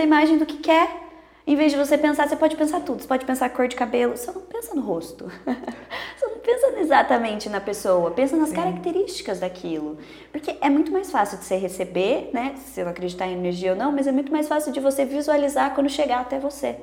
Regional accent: Sorocaba, São Paulo, Brazil; a gente é daqui de Sorocaba

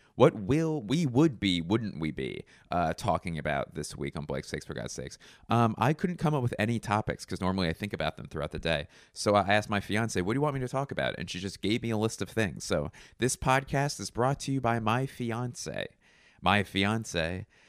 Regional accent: Philadelphia, Pennsylvania, United States; I'm from Philly

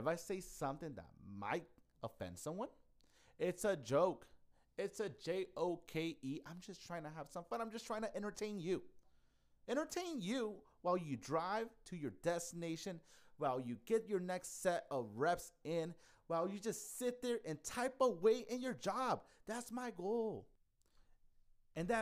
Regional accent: Yuma, Arizona, United States; moved away as an adult; now in Phoenix, United States; Yuma, which is my hometown

